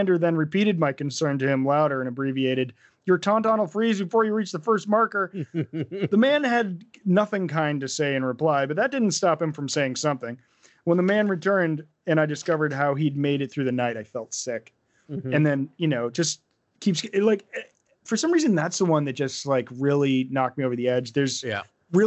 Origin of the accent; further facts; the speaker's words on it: New Hampshire, United States; how I was raised in New Hampshire